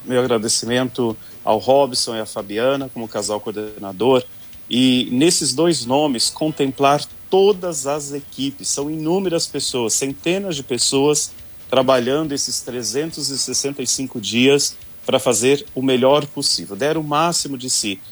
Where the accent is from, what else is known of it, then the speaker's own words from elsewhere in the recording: Paraná, Brazil; moved away; eu, como um bom paranaense, né, de um povo muito devoto